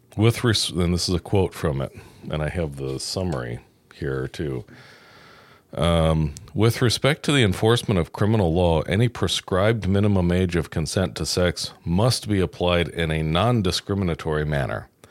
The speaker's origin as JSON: {"language": "English", "region": "New York", "country": "United States", "moved": "yes", "lives_now": "Indiana, United States", "said": "I'm from New York and it is a freak state"}